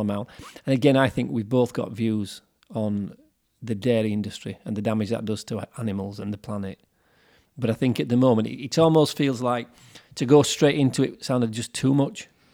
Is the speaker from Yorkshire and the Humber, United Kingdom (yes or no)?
yes; Yorkshire and the Humber, United Kingdom; we're from Yorkshire, that's why we have a slightly different way of talking to some of the people from London.